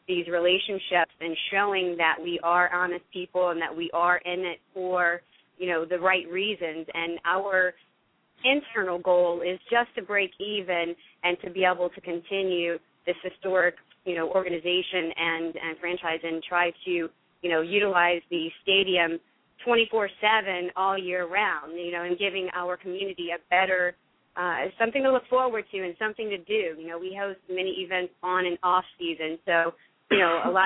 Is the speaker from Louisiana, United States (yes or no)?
yes; near Baton Rouge, Louisiana, United States; moved away as an adult; also born or lived in Houma, Louisiana; now in New Jersey, United States; I am from Louisiana and originally from Houma, and I had grew up mostly near Baton Rouge